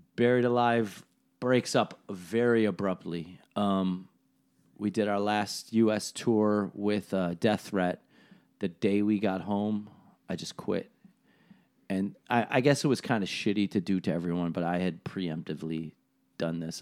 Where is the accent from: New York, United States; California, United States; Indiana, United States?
New York, United States; Buffalo; I'm from Buffalo